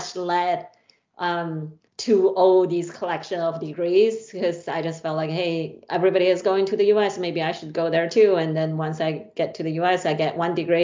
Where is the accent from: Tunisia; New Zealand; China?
China; moved away as an adult; now in United States; I grew up in a small town, small city in China